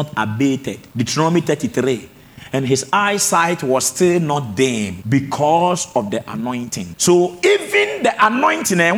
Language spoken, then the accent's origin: English; Techiman, Bono East, Ghana; my hometown, Techimai